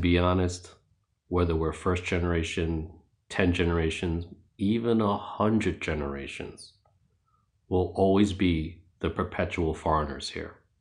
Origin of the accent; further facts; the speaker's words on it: New York City, New York, United States; I was born and raised in New York City. Back in the eighties, I lived in Jackson Heights, Queens.